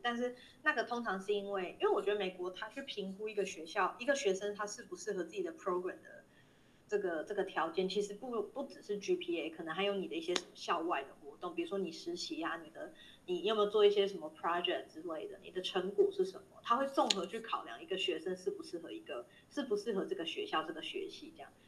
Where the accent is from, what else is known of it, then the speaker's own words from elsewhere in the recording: Taiwan; 我是台湾人